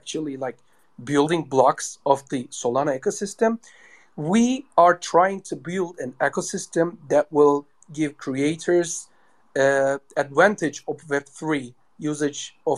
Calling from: Istanbul, Turkey; No, I'm logging from Turkey, like in Istanbul, but I don't know why it is so shitty today.

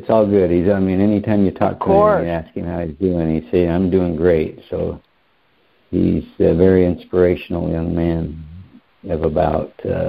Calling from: Lake Havasu City, Arizona, United States; I'm calling from Lake Havasu City, Arizona.

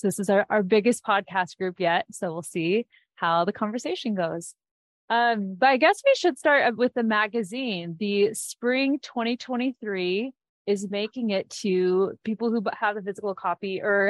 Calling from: Minneapolis, Minnesota, United States; I'm calling in from Minneapolis.

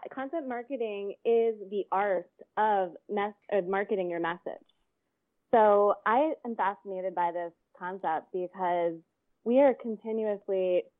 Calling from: Venice Beach, California, United States; I'm calling in from Venice Beach, California.

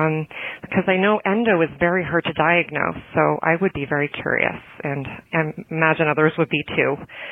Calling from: Newton, Massachusetts, United States; Hi, Dory and Matt. … I'm from Newton, Massachusetts.

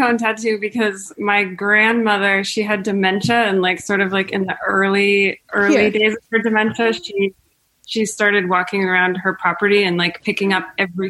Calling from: New York, United States; Upstate New York.

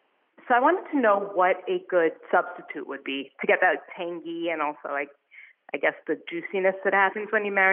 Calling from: New York, United States; I'm calling from New York.

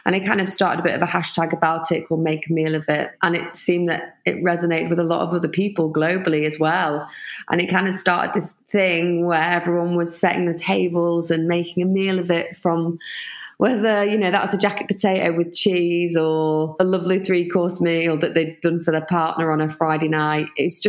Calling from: London, United Kingdom; I'm in East London in my kitchen.

